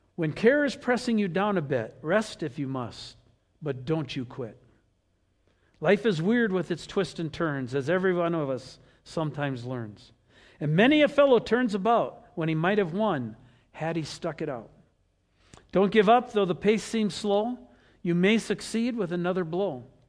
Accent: Wisconsin, United States; we grew up with rivers in Wisconsin

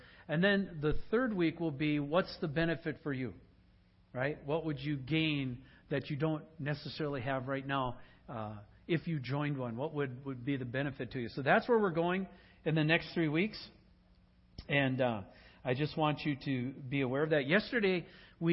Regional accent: Sugar Bush, Wisconsin, United States; moved away; also born or lived in Luxemburg, Wisconsin; Ken and I grew up in Sugar Bush, Wisconsin together

